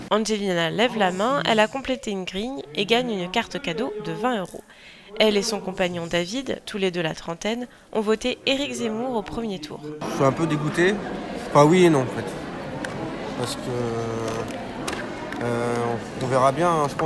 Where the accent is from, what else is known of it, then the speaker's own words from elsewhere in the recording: France; Je suis française euh, avant tout et, je pense qu'on a besoin.